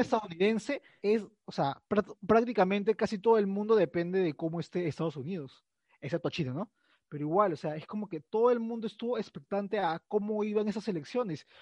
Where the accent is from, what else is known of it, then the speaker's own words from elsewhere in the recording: Peru; los peruanos estábamos metidos mucho en las elecciones